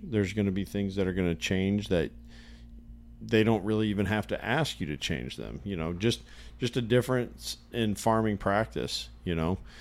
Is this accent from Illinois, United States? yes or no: yes; Illinois, United States; I grew up in Illinois, and this would have been when my family was living in northern Illinois